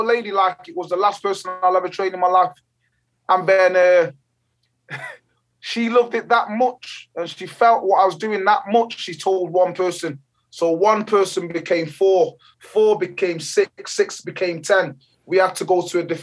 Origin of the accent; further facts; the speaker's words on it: Jamaica; now in England; I was born in Jamaica. In the beautiful island of Jamaica.